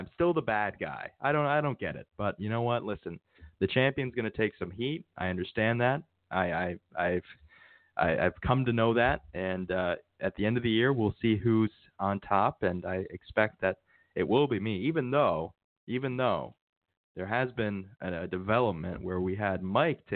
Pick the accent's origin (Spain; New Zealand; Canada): Canada; Newfoundland and Labrador; But we come from Newfoundland